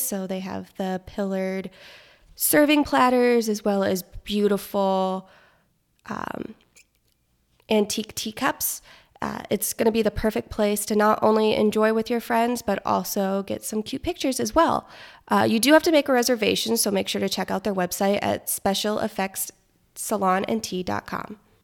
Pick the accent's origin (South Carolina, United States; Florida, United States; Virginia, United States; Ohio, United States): Florida, United States; moved away; I am from Florida